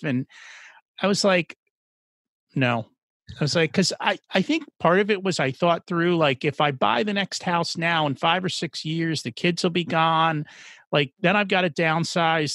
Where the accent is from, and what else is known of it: New Jersey, United States; born or raised there; first language English